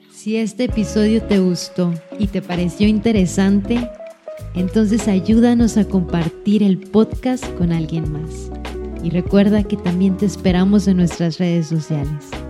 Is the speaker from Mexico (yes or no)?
yes; Mexico; lo que nos iba a identificar como mexicanos